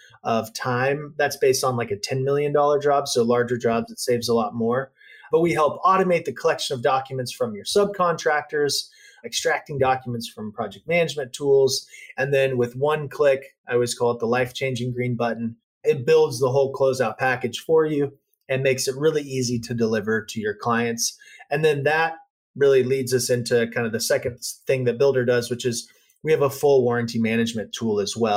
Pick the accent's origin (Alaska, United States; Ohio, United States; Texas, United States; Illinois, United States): Texas, United States; Dallas; now in California, United States; I grew up in Dallas